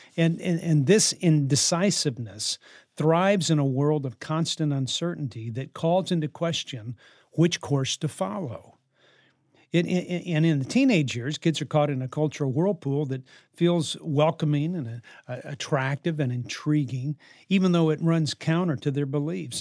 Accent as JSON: {"language": "English", "town": "New Orleans", "region": "Louisiana", "country": "United States", "tie": "born or raised there", "said": "I was raised in New Orleans"}